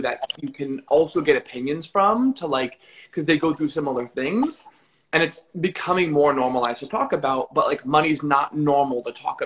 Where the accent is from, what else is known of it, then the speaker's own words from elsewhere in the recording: New Jersey, United States; also born or lived in Los Angeles / Florida; now in Miami, United States; I'm from Jersey, which is, the best state